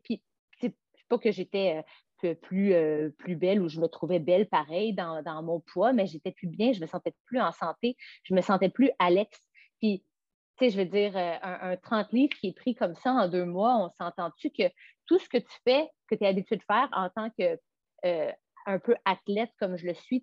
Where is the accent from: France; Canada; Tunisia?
Canada; Montreal, Quebec; also born or lived in Los Angeles; je ne suis pas revenue chez nous à Montréal